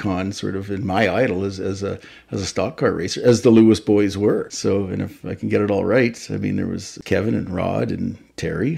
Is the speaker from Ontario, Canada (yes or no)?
no; Powell River, British Columbia, Canada; also born or lived in Tasmania, Australia; I was born and raised in Powell River